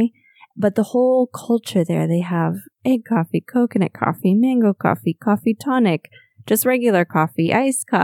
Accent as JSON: {"language": "English", "country": "United States", "moved": "as an adult", "said": "I moved away from the States like more than 10 years ago now"}